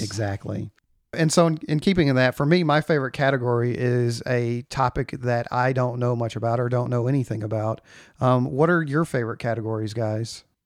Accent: East Texas, United States; I grew up in East Texas, which is much more like the Deep South

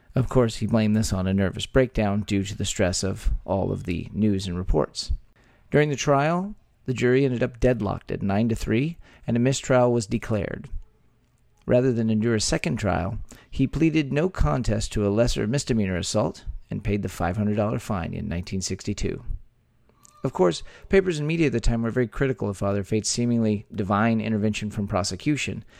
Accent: Texas, United States; by Texans, where three friends born and raised in the Lone Star State

